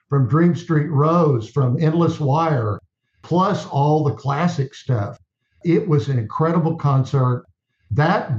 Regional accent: Texas, United States; I'm from Texas

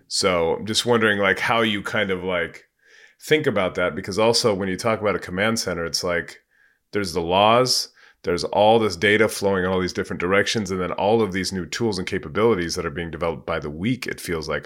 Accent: California, United States; I'm from California and I was in, I graduated in ninety-nine. So I moved back to the Bay Area in ninety-nine

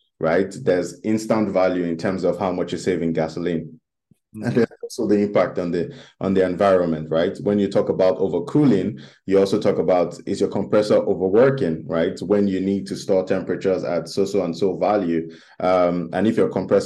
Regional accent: Nigeria; my home country, which is Nigeria.

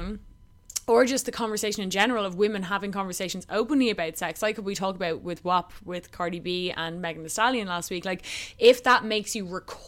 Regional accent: Ireland; as an Irish woman in my generation

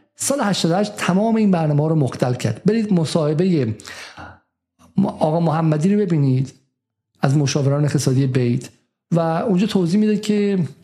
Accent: Iran; moved away; ما ایرانی هستیم

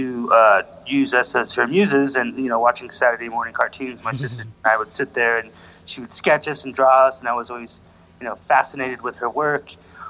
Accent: Idaho Springs, Colorado, United States; also born or lived in Chicago / Westminster, Colorado / Denver; I grew up in Idaho Springs, which is a small mountain town.

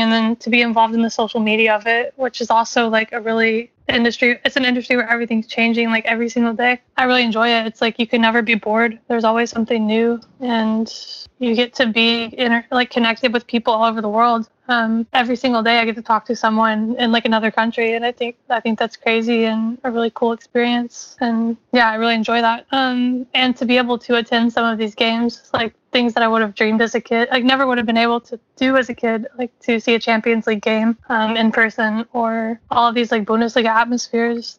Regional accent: Kentucky, United States; I grew up in Kentucky

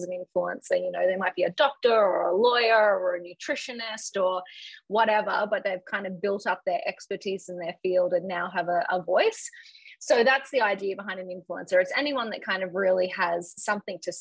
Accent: Brisbane, Queensland, Australia; I grew up in Brisbane in Australia

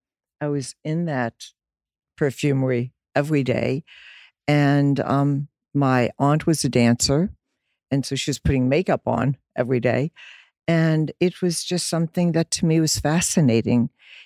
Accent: Dublin, Leinster, Ireland; born there; I was born in Dublin, Ireland. My mother was German. My father, Irish.

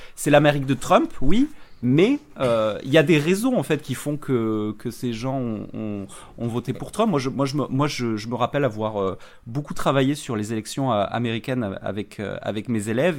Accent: France

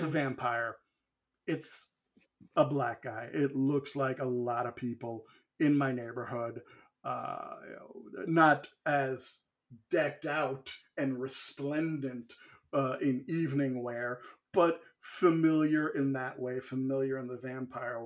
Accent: New York, United States; Growing up in New York

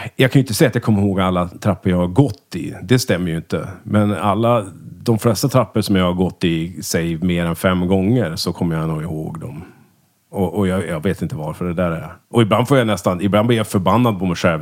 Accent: Örnsköldsvik, Västernorrland County, Sweden; moved away; also born or lived in Umeå; vi är ju eh, från Örnsköldsvik då. Växte upp tillsammans från lekisåldern och gick i samma klass hela skolgången.

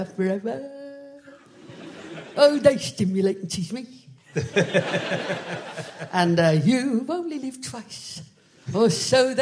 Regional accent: Liverpool, North West England, United Kingdom; moved away; I'm from originally from Liverpool.

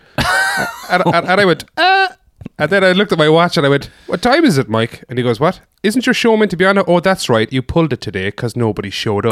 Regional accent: Foynes, Munster, Ireland; born or raised there; moved away; also born or lived in Dublin

